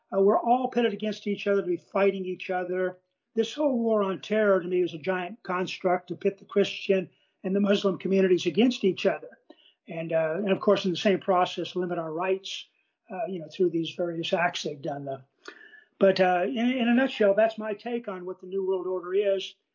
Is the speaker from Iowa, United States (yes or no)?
yes; Des Moines, Iowa, United States; moved away; I was raised in Iowa in farm country, uh, uh, raised in the city of Des Moines